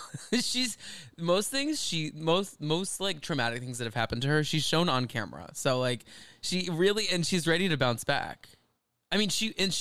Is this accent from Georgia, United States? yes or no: no; Dallas, Texas, United States; we're from Dallas